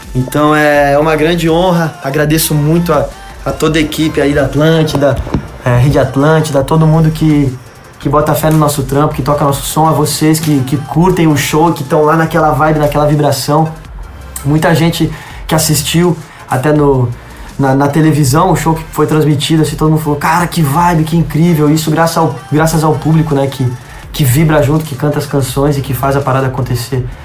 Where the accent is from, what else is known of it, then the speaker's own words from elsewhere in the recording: Rio Grande do Sul, Brazil; Minha família é toda do Rio Grande do Sul. Eu nasci no Rio Grande do Sul